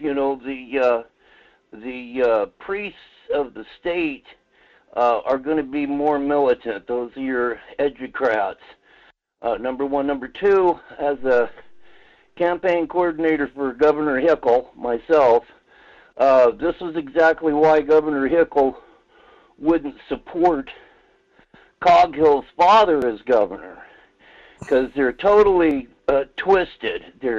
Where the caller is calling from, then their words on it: Fairbanks, Alaska, United States; Good morning, Mike. … from Fairbanks.